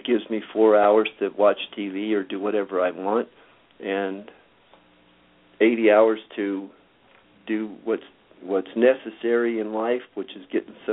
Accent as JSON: {"language": "English", "region": "Southern California", "country": "United States", "tie": "born or raised there", "also_born_or_lived": "Minnesota", "said": "I was born in Minnesota, and after 3 years there, I got my parents to take me to Southern California"}